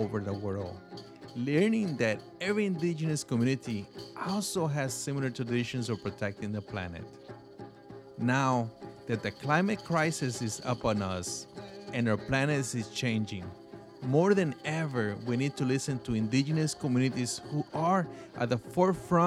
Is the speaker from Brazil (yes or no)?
no; Paraguay; now in United States; Growing up in Paraguay, I participated in many environmental projects with the Guarani people